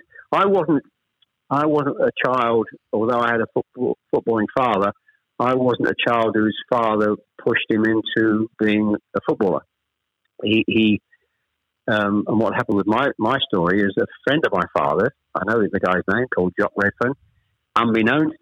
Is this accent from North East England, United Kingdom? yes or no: no; Chelmsford, East of England, United Kingdom; also born or lived in Ashton-under-Lyne, Greater Manchester; I was born in Ashton-under-Lyne. We actually moved south to Chelmsford when I was probably, I was the eldest of three, when I was probably about 7 or 8